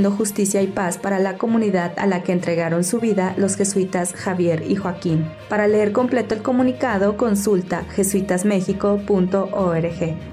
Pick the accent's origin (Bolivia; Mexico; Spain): Bolivia; como pueblo guaraní, como indígenas, nosotros también tenemos derechos, tenemos los mismos derechos como bolivianos